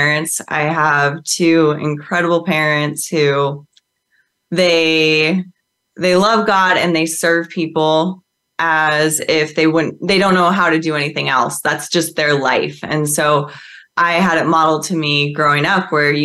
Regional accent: Midwest, United States; I actually grew up on a farm in the Midwest

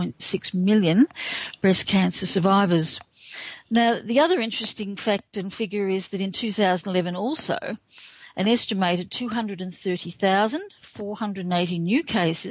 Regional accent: Australia; I'm Australian

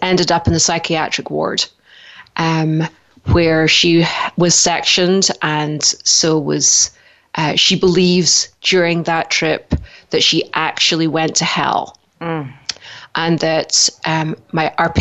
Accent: Scotland, United Kingdom; moved away as an adult; now in Idaho, United States; originally I'm from Scotland. I came to America 18 years ago, just before my 30th birthday

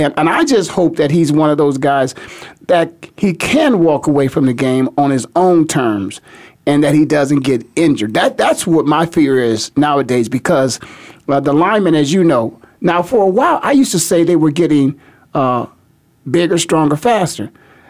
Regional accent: Canton, Ohio, United States; being born and raised in Canton, Ohio

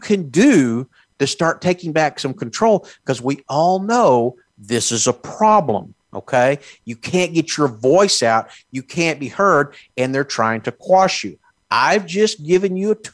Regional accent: Texas, United States; I'm from Texas

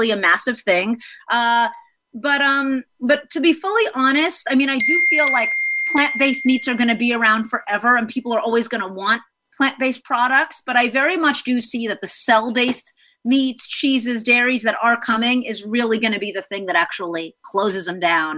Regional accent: South Florida, United States; also born or lived in New York City; now in Los Angeles, United States; most of my upbringing was in Florida.

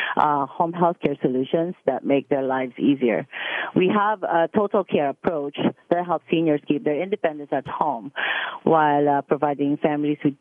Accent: Philippines; moved away as an adult; also born or lived in Dubai / Frankfurt, Germany; now in Mississauga, Canada; I come from the Philippines

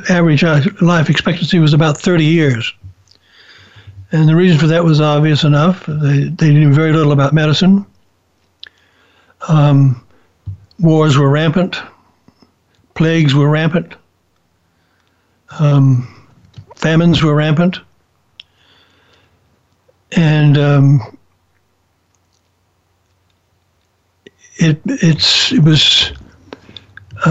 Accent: Mobile, Alabama, United States; also born or lived in Chicago / New Orleans; I decided to transfer back to Mobile, which is my hometown

